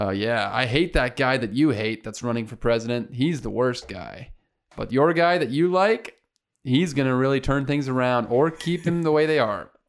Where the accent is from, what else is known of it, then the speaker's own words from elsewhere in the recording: Canada; We're Canadian.